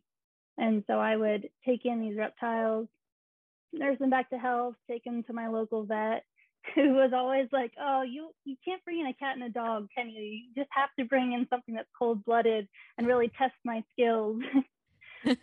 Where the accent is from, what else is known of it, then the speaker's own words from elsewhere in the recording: Hershey, Pennsylvania, United States; I grew up in Hershey, Pennsylvania, in a little country setting.